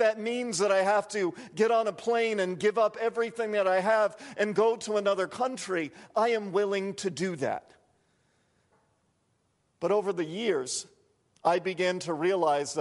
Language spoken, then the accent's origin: English; Providence, Rhode Island, United States; growing up in Providence, Rhode Island